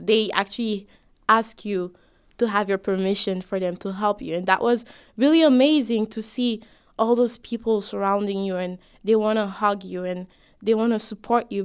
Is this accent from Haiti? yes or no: yes; Haiti; now in United States; I'm both an American me and a Haitian me